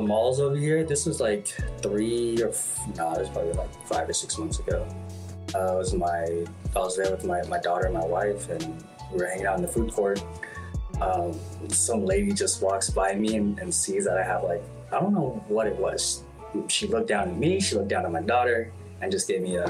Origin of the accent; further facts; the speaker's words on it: California, United States; I'm from California